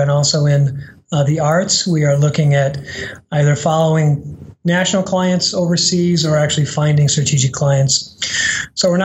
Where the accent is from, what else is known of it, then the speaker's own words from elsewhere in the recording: Midwest, United States; I'm from the Midwest